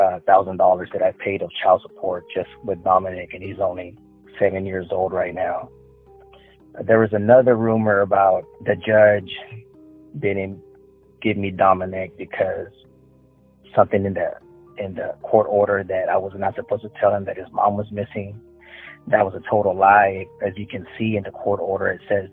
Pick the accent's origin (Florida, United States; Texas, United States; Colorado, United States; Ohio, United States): Texas, United States; the Valley; also born or lived in Houston, Texas; I lived in the valley most of my life, which I do live right now. And I lived in Houston for about 10 years as well.